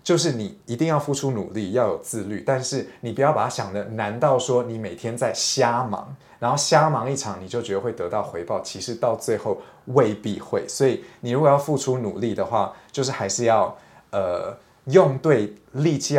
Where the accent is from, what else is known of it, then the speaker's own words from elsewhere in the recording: Taiwan; 但大家不要以为我是一个外国人在那边批评台湾人，因为我也是台湾人，OK？